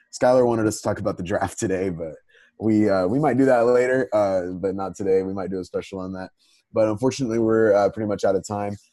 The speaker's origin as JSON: {"language": "English", "region": "Texas", "country": "United States", "said": "I'm a Texan"}